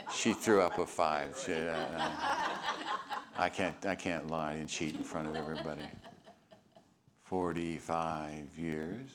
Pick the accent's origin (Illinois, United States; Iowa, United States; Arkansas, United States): Illinois, United States; Chicago; moved away; I'm from Chicago